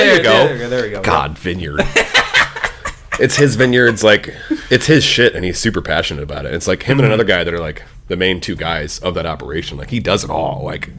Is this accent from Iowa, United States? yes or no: yes; Cedar Falls, Iowa, United States; I grew up in Cedar Falls